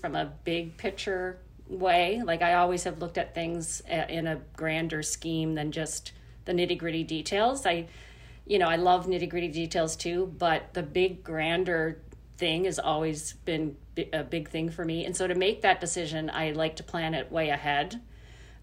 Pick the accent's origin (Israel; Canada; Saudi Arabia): Canada; Nova Scotia; now in New Brunswick, Canada; I grew up in Nova Scotia